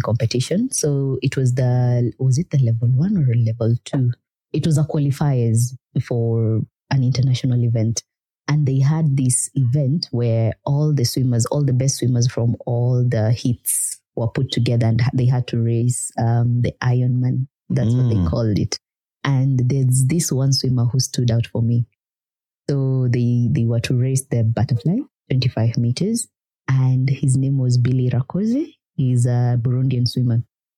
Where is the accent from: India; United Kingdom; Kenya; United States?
Kenya; Nairobi; moved away as an adult; now in Kigali, Rwanda; If you're born and raised in Nairobi, everything has to be fast